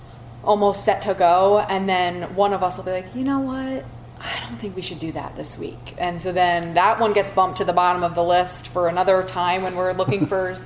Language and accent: English; Philadelphia, Pennsylvania, United States; moved away; I'm from Philadelphia.